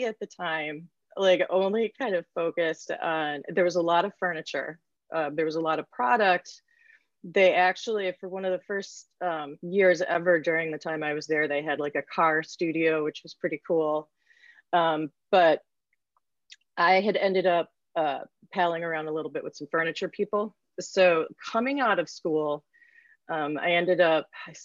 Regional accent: near Cranbrook Academy, Michigan, United States; I grew up right near Cranbrook Academy

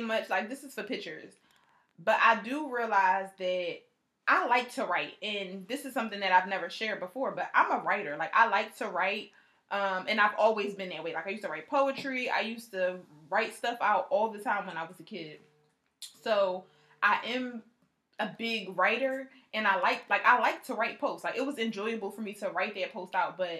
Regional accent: Philadelphia, Pennsylvania, United States; I'm from Philly

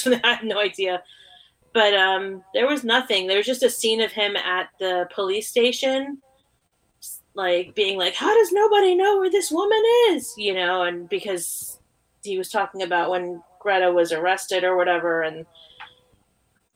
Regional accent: New York, United States; I'm a New Yorker. I've lived in New York my whole life, except for 1 year

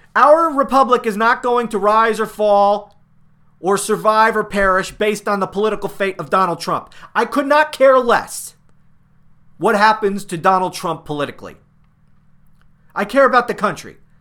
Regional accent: United States; I'm an American.

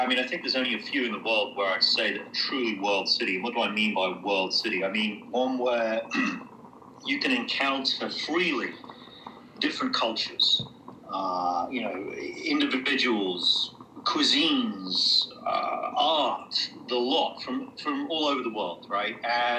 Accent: Germany; born there; So I was actually born in Germany, and I spent... sort of the formative years in and around various public schools

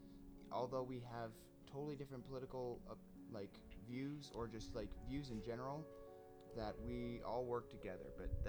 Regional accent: United States; as an American, it's a little hard to say these names.

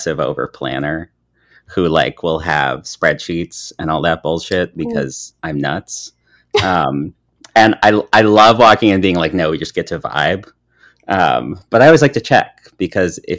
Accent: Southern Maine, United States; So I'm from Southern Maine, and one of our like big places we would take trips in school was to Boston.

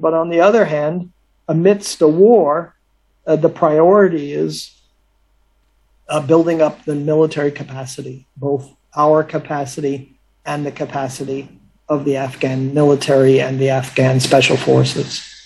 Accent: United States; as an American

